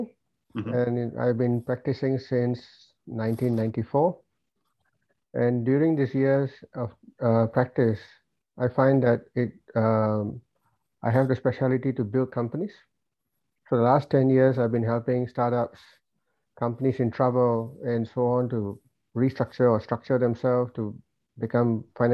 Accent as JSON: {"language": "English", "country": "Singapore", "tie": "born or raised there", "moved": "as an adult", "lives_now": "Melbourne, Australia", "said": "I've lived my life in Singapore. I was born in Singapore. I lived my life there. We migrated here for the children's education."}